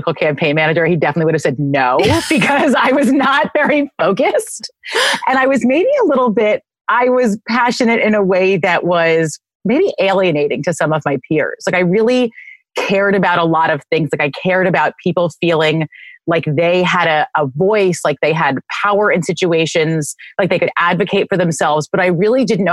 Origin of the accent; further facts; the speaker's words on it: New York City, New York, United States; we did both grow up in the city